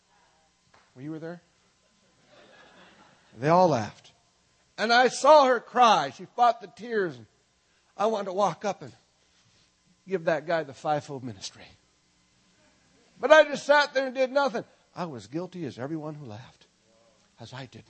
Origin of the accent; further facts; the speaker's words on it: Minnesota, United States; I'm from Minnesota